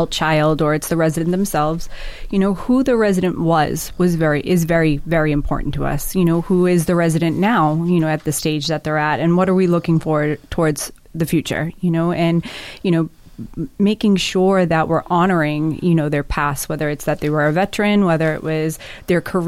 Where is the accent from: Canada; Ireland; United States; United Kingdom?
United States; Marshfield, Massachusetts; moved away as an adult; now in Dorchester, United States; I grew up in Marshfield